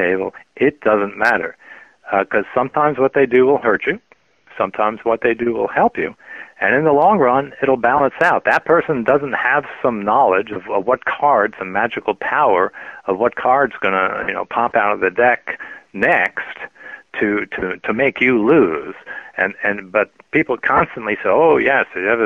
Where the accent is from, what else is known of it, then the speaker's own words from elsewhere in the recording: New York, United States; I grew up in New York